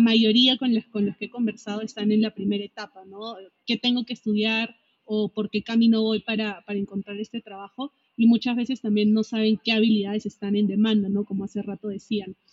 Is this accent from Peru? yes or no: yes; Peru; moved away as an adult; also born or lived in Mexico; Yo soy peruana, primera vez que salí de mi país